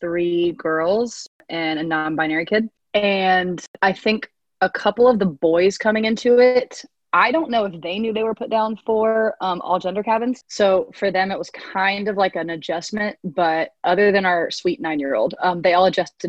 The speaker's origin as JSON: {"language": "English", "town": "Nashville", "region": "Tennessee", "country": "United States", "said": "I'm from Nashville, Tennessee"}